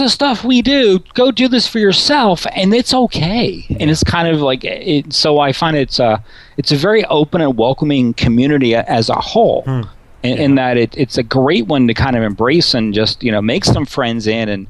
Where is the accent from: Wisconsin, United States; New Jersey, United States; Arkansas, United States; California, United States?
Arkansas, United States; Little Rock; I grew up in Little Rock, Arkansas